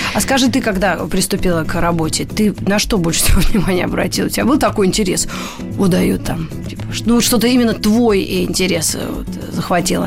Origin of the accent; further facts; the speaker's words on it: Moscow, Russia; я как москвичка, ну, не, ну, во втором поколении, да, мои родители, вы уже в Москве жили